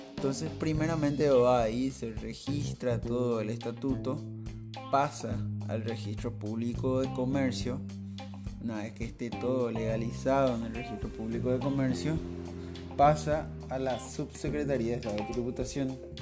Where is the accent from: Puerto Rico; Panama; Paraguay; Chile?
Paraguay